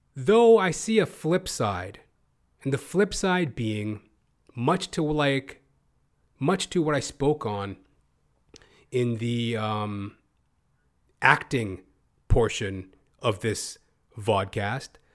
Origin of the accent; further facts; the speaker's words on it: Canada; as a Canadian performer